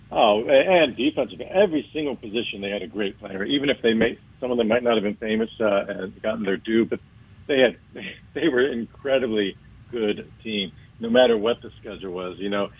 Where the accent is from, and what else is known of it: Miami, Florida, United States; born or raised there